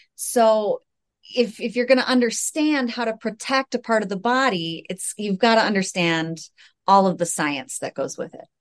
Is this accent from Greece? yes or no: no; United States; I am also from the United States